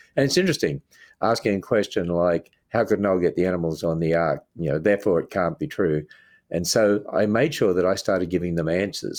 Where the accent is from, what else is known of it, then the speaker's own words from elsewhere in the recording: Australia; moved away as an adult; now in United States; I grew up in a Christian home in Australia